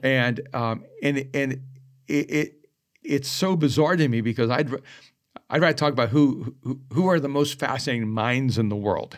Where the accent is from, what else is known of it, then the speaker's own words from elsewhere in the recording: El Salvador; moved away; I am an immigrant and I am from El Salvador.